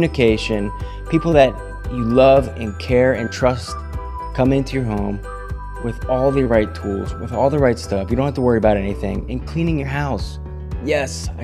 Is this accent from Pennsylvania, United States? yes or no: yes; Pennsylvania, United States; also born or lived in Las Vegas, Nevada; now in Lewes, Delaware, United States; I grew up kind of Pennsylvania